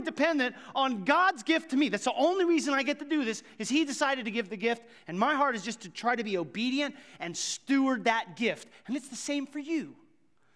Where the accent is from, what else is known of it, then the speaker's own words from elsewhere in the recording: Ottawa County, Kansas, United States; moved away as an adult; now in Johnson County, Kansas, United States; I grew up in Ottawa County